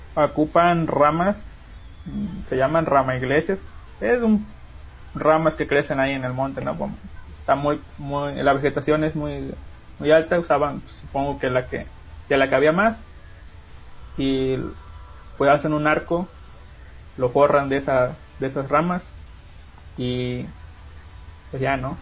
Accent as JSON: {"language": "Spanish", "region": "La Huasteca", "country": "Mexico"}